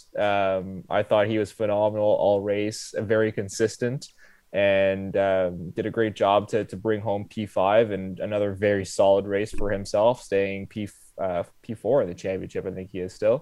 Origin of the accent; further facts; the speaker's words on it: Ottawa, Ontario, Canada; as we're from Ottawa. We have our own NHL team, the Ottawa Senators